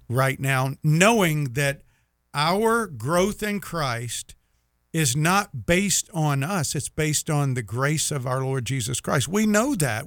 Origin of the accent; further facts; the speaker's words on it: Jacksonville, Florida, United States; I'm from Jacksonville